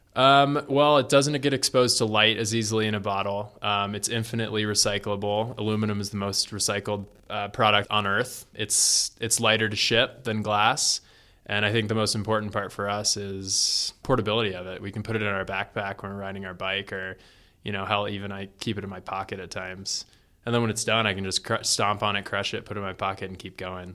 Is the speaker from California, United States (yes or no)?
no; Florida, United States; now in Colorado, United States; I was born in Florida